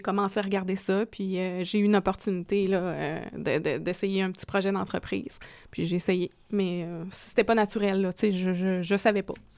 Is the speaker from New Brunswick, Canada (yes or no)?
no; Quebec, Canada; now in Quebec City, Canada; Moi, je suis un bleuet authentique.